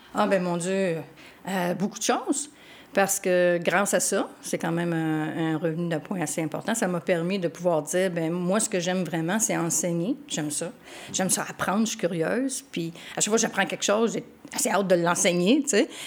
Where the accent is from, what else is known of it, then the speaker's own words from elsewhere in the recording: Montreal, Quebec, Canada; je suis né à Montréal